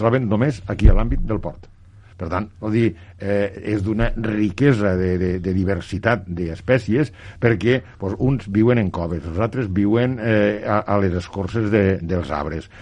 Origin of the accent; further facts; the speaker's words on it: La Sénia, Catalonia, Spain; quan dic a casa vull dir al meu poble, eh, una perquè la Sènia